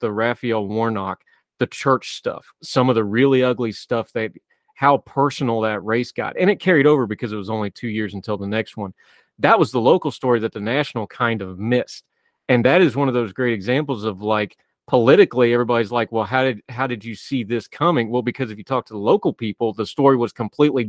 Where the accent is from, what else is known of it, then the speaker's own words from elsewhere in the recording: West Virginia, United States; in my home state, even as non-racially diverse as West Virginia can be